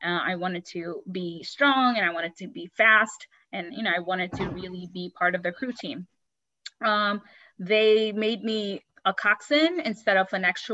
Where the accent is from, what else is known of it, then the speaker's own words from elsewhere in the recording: Bangladesh; also born or lived in New York, United States; now in California, United States; growing up in Bangladesh